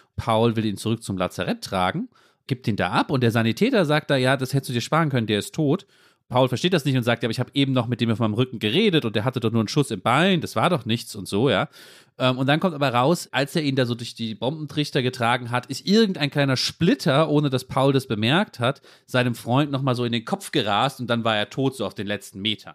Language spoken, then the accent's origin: German; Germany; wir natürlich vielleicht auch als Deutsche